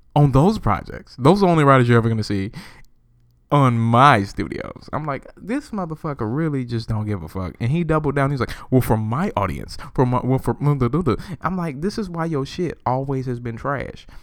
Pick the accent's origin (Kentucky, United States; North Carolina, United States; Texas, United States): North Carolina, United States; McLeansville; So I'm, I'm from Carolina